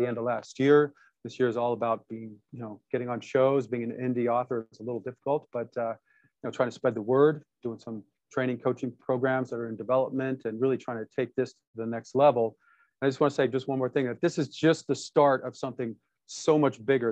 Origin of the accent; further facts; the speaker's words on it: Detroit, Michigan, United States; I was born in Detroit, Michigan, to parents fighting for the civil